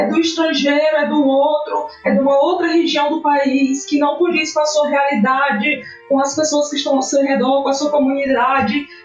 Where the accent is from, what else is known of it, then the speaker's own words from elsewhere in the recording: Northeast Region, Brazil; eu sou nordestina, eu estou no sertão, estou no agreste, meu bioma é esse, minha culinária é essa